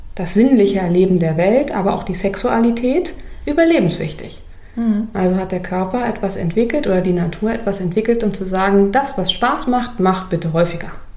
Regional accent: Berlin, Germany; bei uns in Berlin

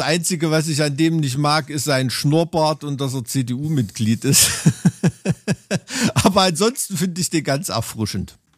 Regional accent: Germany; sind wir als Deutsche

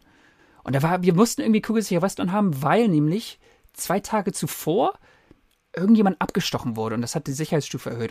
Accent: Germany; moved away as an adult; also born or lived in Canada; now in United Kingdom; Ich bin Deutscher

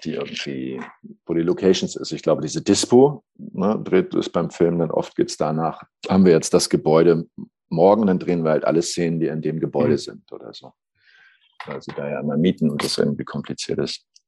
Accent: Schleswig-Holstein, Germany; moved away; also born or lived in Saxony; ich bin ja ähm, aus Norddeutsch, Schleswig-Holstein eigentlich

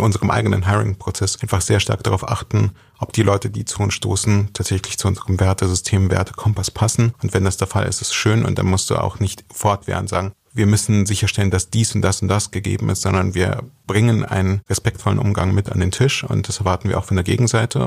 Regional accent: Germany; ich bin als Jude in Deutschland groß geworden

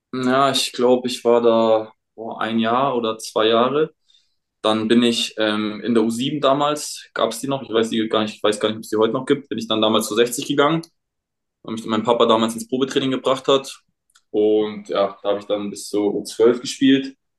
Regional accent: Munich, Bavaria, Germany; ich komme ja aus München

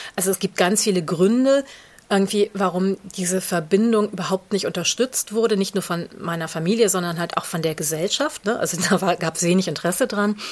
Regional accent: Düsseldorf, North Rhine-Westphalia, Germany; first language German; in Düsseldorf, also meiner Heimatstadt

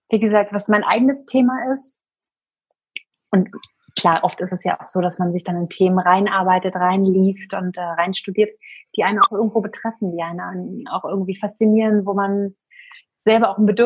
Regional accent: Berlin, Germany; ich bin äh, 34, ich komme aus Berlin und wohne hier zusammen mit meinem kleinen Sohn

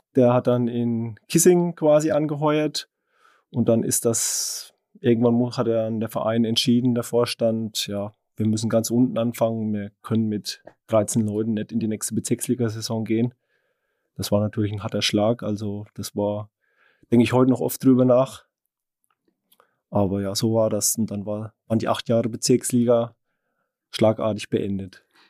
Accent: Unterweißenbrunn, Bavaria, Germany; Ich stamme ja aus Unterwaldbärung

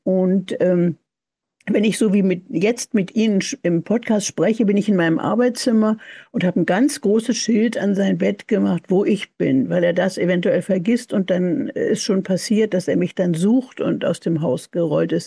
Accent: Berlin, Germany; moved away; ich bin 1940 in Berlin geboren, äh, aber bin ja in Berlin aufgewachsen

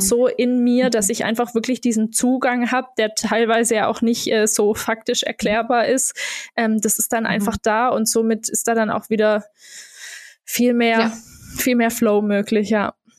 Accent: Germany; moved away as an adult; also born or lived in Berlin, Germany / Portugal; wieder so in meine Heimat zu kommen

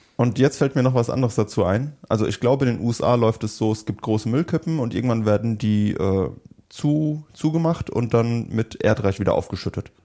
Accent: Germany; bei uns in Deutschland

